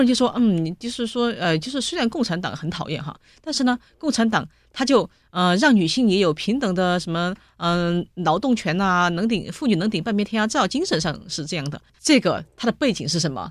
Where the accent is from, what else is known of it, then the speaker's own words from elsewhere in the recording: Sichuan, China; 我们四川人